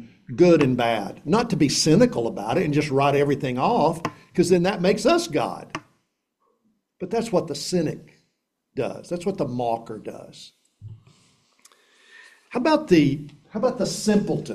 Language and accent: English; East Tennessee, United States; I grew up in East Tennessee